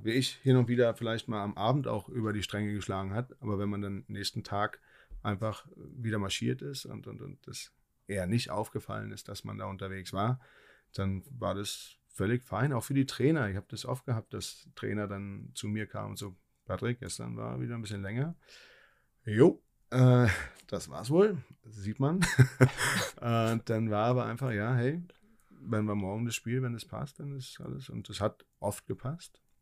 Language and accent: German; Berlin, Germany; moved away; also born or lived in Ingolstadt / Hannover / Hamburg / Nuremberg; als Berliner